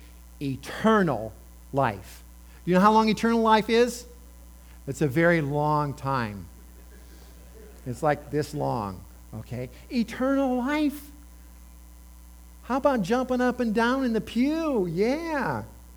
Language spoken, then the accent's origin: English; Indiana, United States; moved away; I grew up in Indiana. We had corns and soybean.